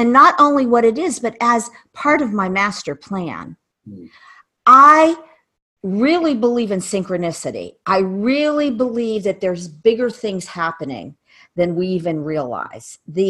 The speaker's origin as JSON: {"language": "English", "region": "Ohio", "country": "United States", "tie": "born there", "said": "I know why I was born in Ohio."}